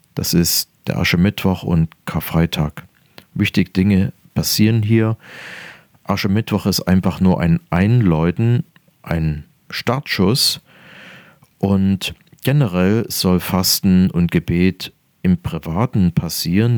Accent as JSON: {"language": "German", "area": "near Dresden", "region": "Saxony", "country": "Germany", "tie": "born or raised there", "said": "Ich bin geboren in der Nähe von Dresden"}